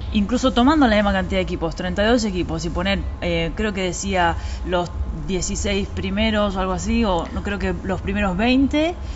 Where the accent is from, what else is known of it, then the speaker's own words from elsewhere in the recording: Argentina; viniendo de un país como Argentina